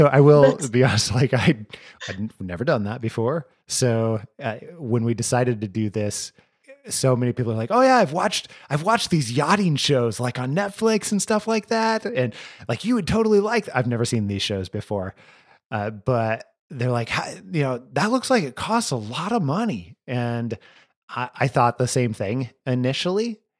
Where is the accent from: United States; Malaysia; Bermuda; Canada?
United States; Idaho; you and I have talked where I'm from Northern Idaho, you know, and I'm no stranger to mountains, right?